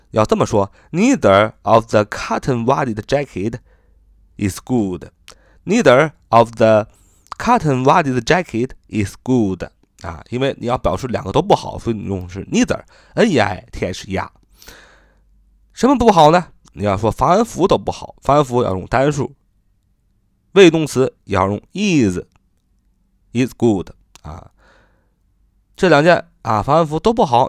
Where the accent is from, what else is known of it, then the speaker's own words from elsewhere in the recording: China; 我们中国人